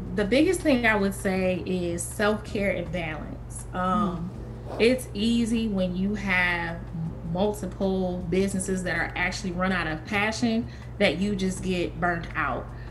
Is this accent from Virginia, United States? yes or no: no; Kalamazoo, Michigan, United States; my hometown in Kalamazoo, Michigan